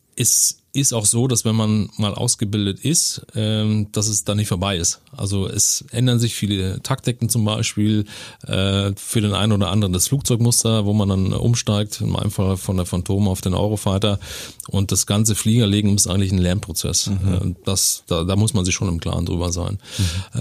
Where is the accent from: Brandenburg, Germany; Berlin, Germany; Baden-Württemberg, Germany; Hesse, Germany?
Brandenburg, Germany; Senftenberg; born or raised there; moved away as an adult; also born or lived in Dresden, Saxony; now in Neuburg an der Donau, Germany